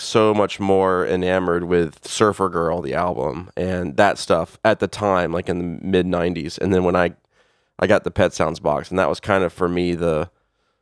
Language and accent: English; the South, United States; I grew up in the South